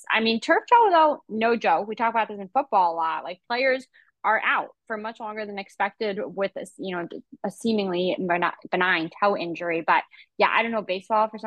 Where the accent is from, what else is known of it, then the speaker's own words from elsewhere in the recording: New York, United States; I feel as a New Yorker